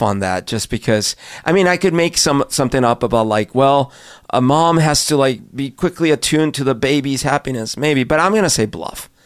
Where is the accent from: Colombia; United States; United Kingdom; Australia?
Colombia; moved away; I grew up in Colombia, when I was little